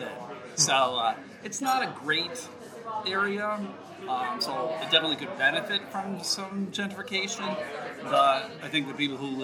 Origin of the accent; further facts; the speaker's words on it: Buffalo, New York, United States; moved away as an adult; also born or lived in Jamestown, New York / Massachusetts / Georgia; now in Michigan, United States; I was born in Jamestown, New York, and I grew up right outside of Buffalo, New York.